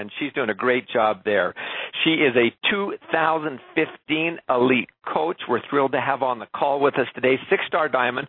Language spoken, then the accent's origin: English; Canada; I'm a Canadian